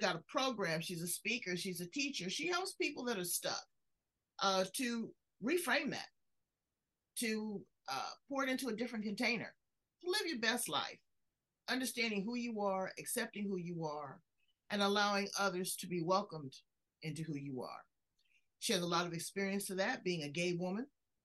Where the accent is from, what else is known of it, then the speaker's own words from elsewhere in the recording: Los Angeles, California, United States; I grew up in South Central Los Angeles.